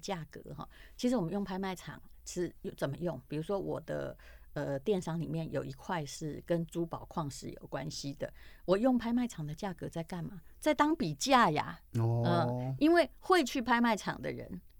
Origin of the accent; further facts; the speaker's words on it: Taiwan; 自己我们台湾人自己写，